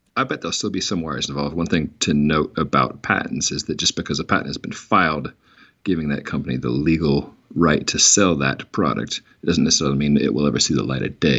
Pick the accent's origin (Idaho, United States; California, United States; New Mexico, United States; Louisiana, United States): New Mexico, United States; my home state of New Mexico